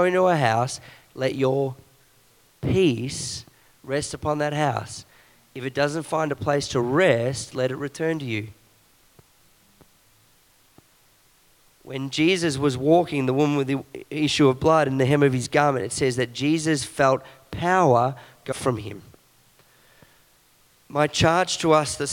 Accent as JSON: {"language": "English", "town": "Belgrave", "region": "Victoria", "country": "Australia", "tie": "born or raised there", "said": "I grew up in Belgrave"}